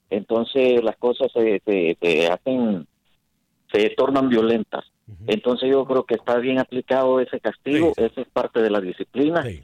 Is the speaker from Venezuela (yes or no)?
no; El Salvador; como salvadoreño